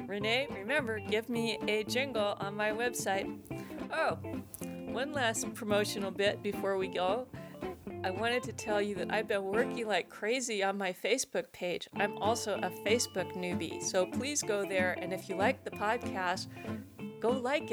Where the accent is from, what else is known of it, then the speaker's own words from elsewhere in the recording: Tacoma, Washington, United States; growing up in Tacoma